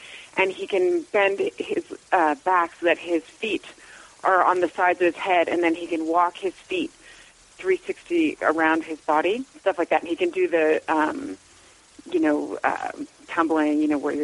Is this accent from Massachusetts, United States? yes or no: no; Los Angeles, California, United States; I was born and raised in Venice, California